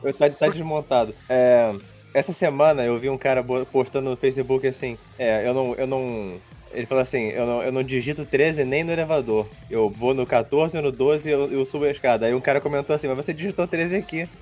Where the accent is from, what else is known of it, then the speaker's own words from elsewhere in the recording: Rio de Janeiro, Brazil; eu sou do Rio de Janeiro.